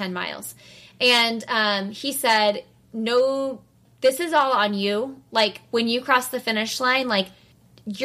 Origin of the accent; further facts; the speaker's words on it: Indianapolis, Indiana, United States; we're from Indy, and we know a lot of runners in Indianapolis